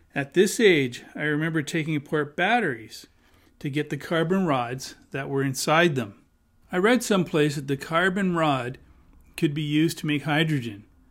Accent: Hamilton, Ontario, Canada; I was born and raised in Hamilton.

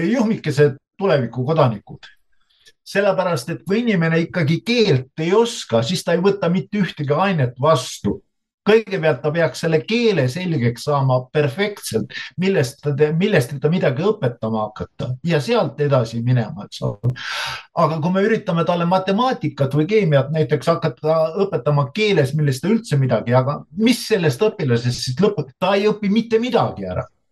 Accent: Estonia; mina olen ju Eestis sündinud ja Eestis koolis käinud

